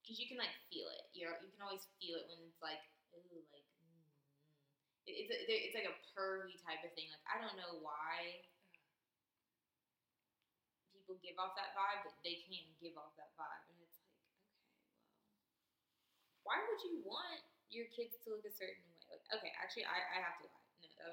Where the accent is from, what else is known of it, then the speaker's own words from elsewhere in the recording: Texas, United States; I'm from here, from Texas.